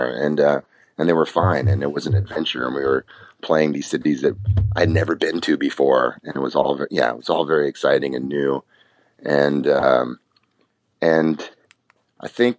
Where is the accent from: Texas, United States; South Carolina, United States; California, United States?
California, United States; San Diego; we're also from San Diego, California